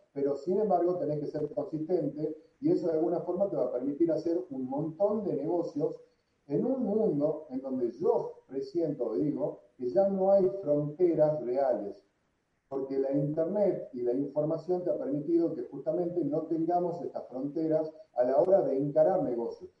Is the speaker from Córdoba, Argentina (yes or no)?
no; San Miguel de Tucumán, Tucumán, Argentina; moved away as an adult; also born or lived in Miami, United States / Madrid, Spain; nací en Tucumán, hace 45 años, tengo 45 años